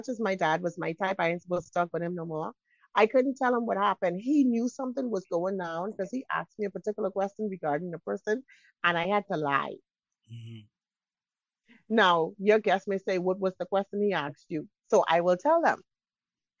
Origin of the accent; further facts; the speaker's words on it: Bahamas; I'm from the Bahamas.